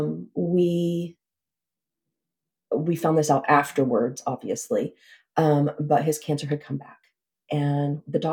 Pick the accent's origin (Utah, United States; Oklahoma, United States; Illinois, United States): Oklahoma, United States; Southeast; moved away as an adult; now in Keller, United States; My husband and I grew up in Southeast Oklahoma, a little bitty town of like 5,000 people.